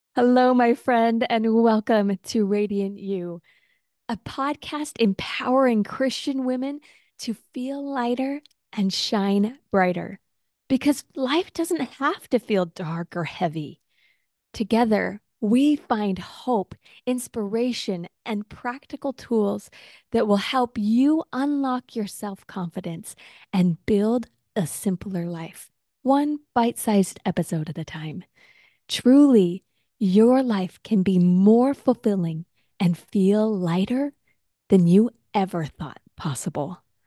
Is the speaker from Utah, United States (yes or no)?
yes; Utah, United States; now in Texas, United States; growing up in Utah